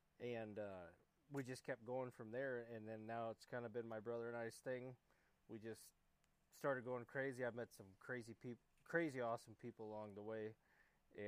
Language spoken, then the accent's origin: English; Nebraska, United States; moved away; also born or lived in Illinois; I'm from Nebraska. I did live in Illinois for a few years